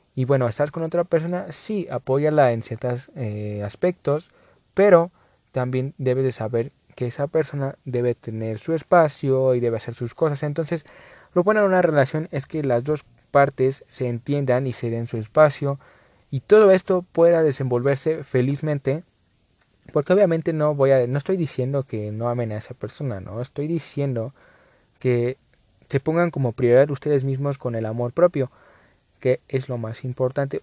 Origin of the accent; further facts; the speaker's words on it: Mexico; aquí en México